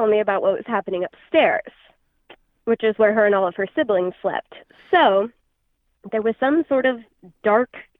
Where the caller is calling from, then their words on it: Sacramento, California, United States; I'm calling from Sacramento, California